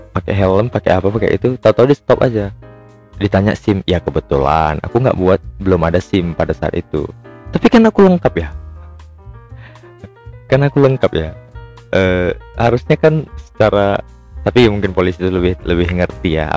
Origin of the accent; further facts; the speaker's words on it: Medan, North Sumatra, Indonesia; padahal aku tuh lahir-lahir di Medan juga besar-besar di Medan tua di Medan juga